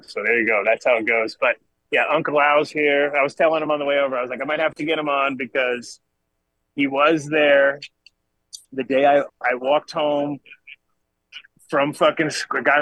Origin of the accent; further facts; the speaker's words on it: Rhode Island, United States; also born or lived in Colorado; I grew up in Rhode Island